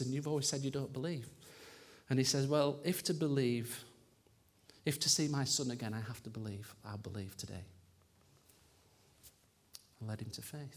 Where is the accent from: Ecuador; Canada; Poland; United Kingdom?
United Kingdom; Yorkshire and the Humber; I'm a Yorkshireman